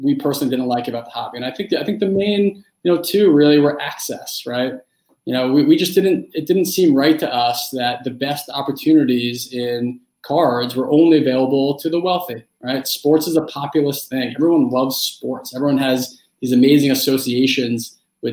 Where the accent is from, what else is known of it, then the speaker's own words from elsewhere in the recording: New York City, New York, United States; I grew up in New York City when Derek Jeter really was coming into prominence.